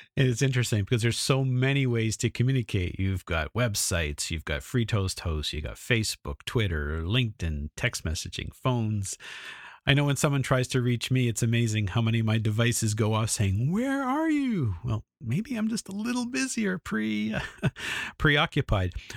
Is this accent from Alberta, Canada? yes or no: yes; Edmonton, Alberta, Canada; I'm from Edmonton, went to Vancouver, which is an hour and a half plane ride away